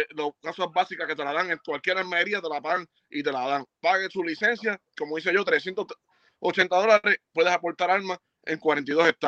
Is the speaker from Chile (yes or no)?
no; Puerto Rico; porque si no tengo que ir para Cuba, no voy para Cuba, porque no soy cubano, soy boricua.